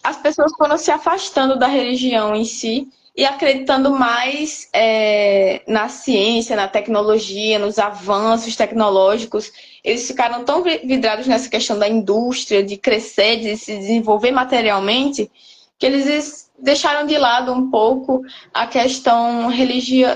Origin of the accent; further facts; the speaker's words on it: Brazil; nós, como brasileiros